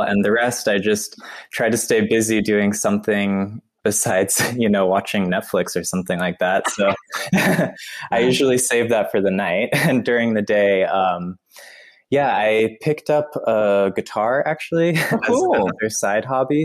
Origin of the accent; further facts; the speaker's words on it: North Carolina, United States; moved away as an adult; also born or lived in Long Island, New York / Vermont / New York City; now in Wuppertal, Germany; I'm from the United States and I was born in New York, in Long Island, New York. And I also grew up in Vermont and North Carolina.